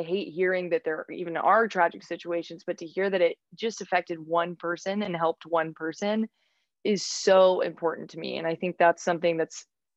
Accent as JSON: {"language": "English", "town": "Raleigh", "region": "North Carolina", "country": "United States", "tie": "born or raised there", "moved": "as an adult", "lives_now": "New York City, United States", "said": "I am from Raleigh, North Carolina. So I was born and raised in Raleigh"}